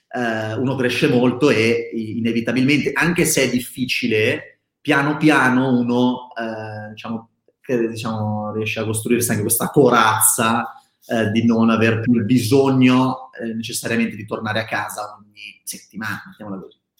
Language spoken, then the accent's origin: Italian; Milan, Lombardy, Italy; io originalmente sono di Milano, nato e cresciuto a Milano